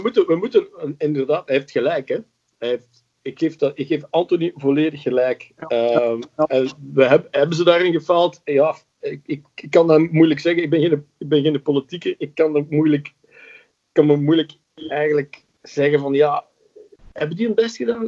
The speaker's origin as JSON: {"language": "Dutch", "region": "Flanders", "country": "Belgium", "accent": "Flemish", "said": "Ik klink, heel Vlaams. Mijn ma, was, mijn ma was Belg, mijn pa was Nederlander"}